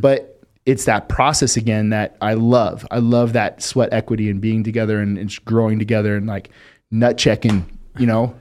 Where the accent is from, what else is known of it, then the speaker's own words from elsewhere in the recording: Las Vegas, Nevada, United States; we grew up fast in Vegas